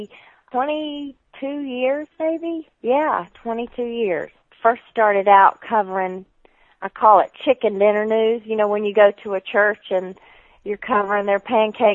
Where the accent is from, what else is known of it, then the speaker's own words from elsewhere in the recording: Georgia, United States; moved away; when I was a little girl, you can tell by my accent, that we lived a considerable amount of time in Georgia, and one of the towns was near Augusta